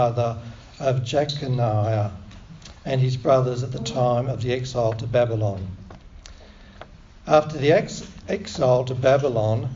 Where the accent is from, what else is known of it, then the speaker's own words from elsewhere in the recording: Victoria, Australia; I was born in Victoria, and I learned to speak English differently to some other people. So when I read this Bible passage, you have to bear with my accent